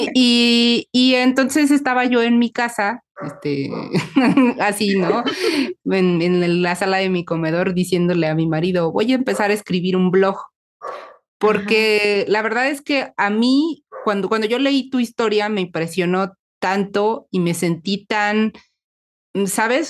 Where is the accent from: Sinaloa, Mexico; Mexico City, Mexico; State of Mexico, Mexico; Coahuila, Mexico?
Mexico City, Mexico; las dos somos mexicanas y somos como de la Ciudad de México